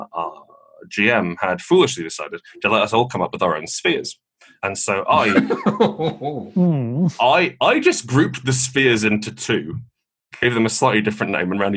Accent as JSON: {"language": "English", "country": "United Kingdom", "said": "I personally don't mind being British"}